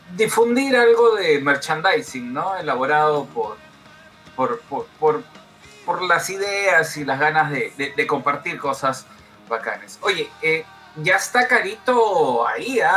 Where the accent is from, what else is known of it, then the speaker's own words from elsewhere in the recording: Peru; somos peruanos